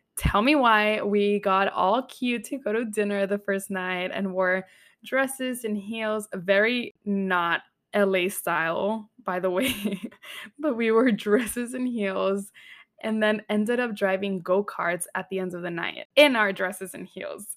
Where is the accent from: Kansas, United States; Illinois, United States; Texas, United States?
Texas, United States; now in New York City, United States; since I grew up in Texas